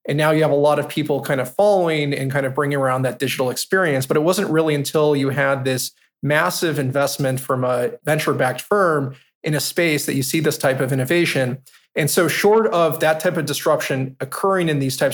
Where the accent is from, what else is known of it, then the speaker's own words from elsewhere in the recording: Palm Springs, California, United States; moved away as an adult; also born or lived in East Coast; now in New York, United States; I grew up in Palm Springs, California